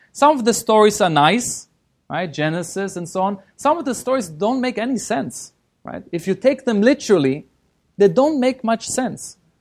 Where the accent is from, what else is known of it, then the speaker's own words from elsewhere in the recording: Germany; moved away as an adult; also born or lived in Israel / London, United Kingdom; now in Los Angeles, United States; I was born in Israel. Uh, I grew up in Germany.